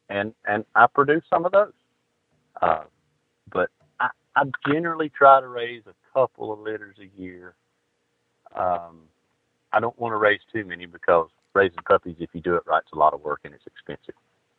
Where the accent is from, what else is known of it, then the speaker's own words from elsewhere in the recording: Georgia, United States; I'm from Georgia. If I wanted to live in the snow, if I'd go hunting in the snow, I'd want to move to Michigan or Indiana or something.